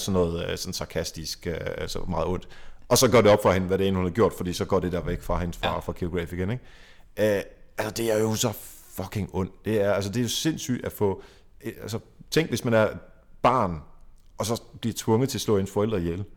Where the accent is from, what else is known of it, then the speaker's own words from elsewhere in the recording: Jutland, Denmark; Nu kommer jeg selv fra Jylland